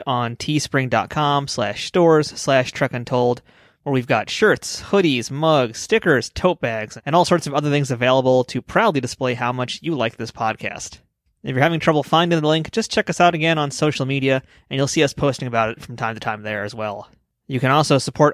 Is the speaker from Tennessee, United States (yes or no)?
no; New York City, New York, United States; growing up in New York